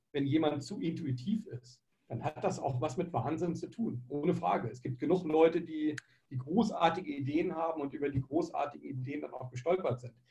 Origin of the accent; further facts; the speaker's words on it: Germany; also ich bin in einem, in Deutschland groß geworden